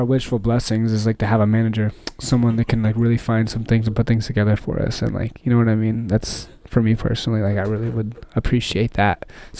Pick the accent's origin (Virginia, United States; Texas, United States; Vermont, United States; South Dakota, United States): Texas, United States; Dallas; moved away; I came out here from Dallas, Texas like 2 years ago, met some really cool guys.